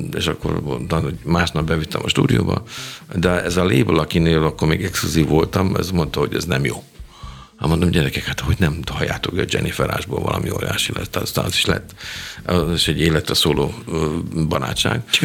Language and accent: Hungarian; Budapest, Hungary; moved away as an adult; now in Germany; én egy pesti srác vagyok